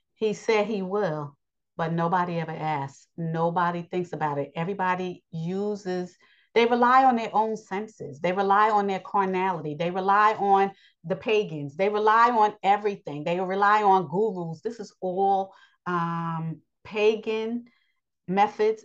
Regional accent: New York, United States; I live in New York. I'm a New Yorker, but I'm still Yasharel.

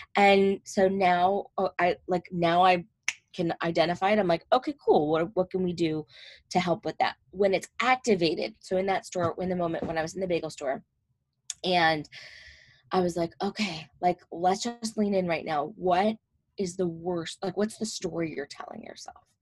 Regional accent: New Jersey, United States; I'm from North Jersey

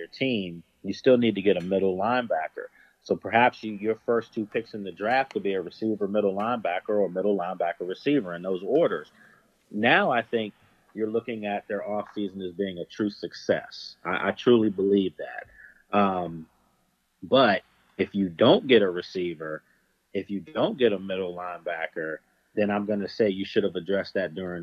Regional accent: Washington, District of Columbia, United States; I'm from Northeast

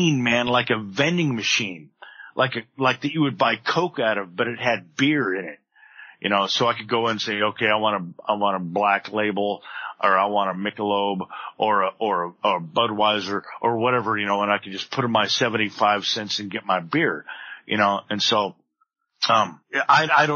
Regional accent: Palm Desert, California, United States; I went back to my hometown of Palm Desert, California

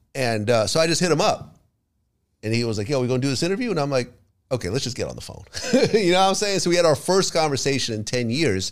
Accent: Ukraine; moved away; I was born in the Ukraine.

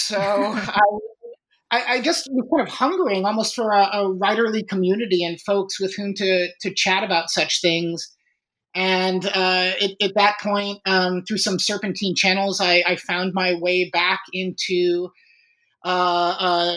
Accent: Chicago, Illinois, United States; I was born and raised in Chicago

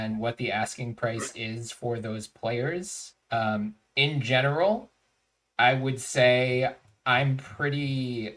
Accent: Philadelphia, Pennsylvania, United States; moved away as an adult; I was born and raised in Philadelphia. Have not lived there for almost

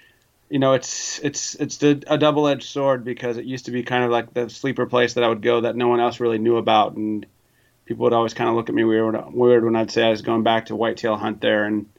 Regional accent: North Dakota, United States; I'm originally from North Dakota, and they're not getting the rain out there that they want right now.

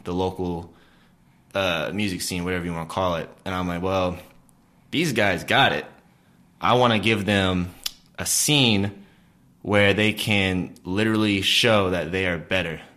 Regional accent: Blacksburg, Virginia, United States; I grew up in Blacksburg, Virginia

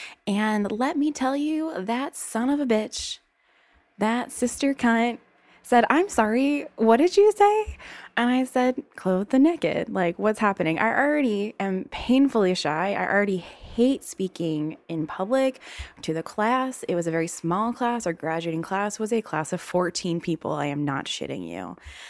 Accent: the South, United States; accent: Southern; I am from the South. So I have, yes, been hiding my Southern accent for a very long time

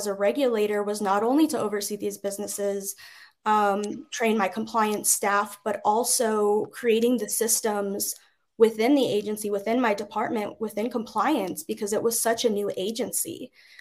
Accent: New Mexico, United States; in my home state

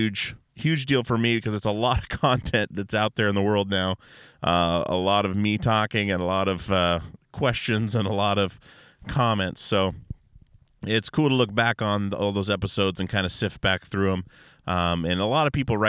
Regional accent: Alaska, United States; We're all from Alaska, all my guys

